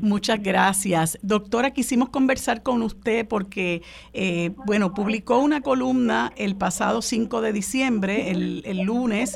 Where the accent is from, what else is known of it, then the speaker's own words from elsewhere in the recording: Puerto Rico; nosotros somos ciudadanos